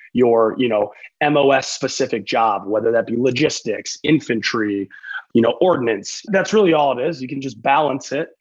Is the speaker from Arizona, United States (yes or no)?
no; Madison, Wisconsin, United States; now in Los Angeles, United States; So I'm originally born and raised in Madison, Wisconsin. That's where I'm from